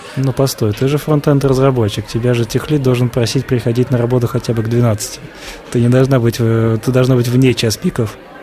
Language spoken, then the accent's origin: Russian; Saint Petersburg, Russia; also born or lived in Novgorod Oblast; я коренной петербуржец. Хотя нет, я первый год своей жизни прожил в Новгородской области.